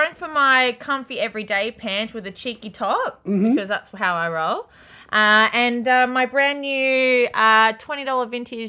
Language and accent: English; Melbourne, Victoria, Australia; I was born in Melbourne East.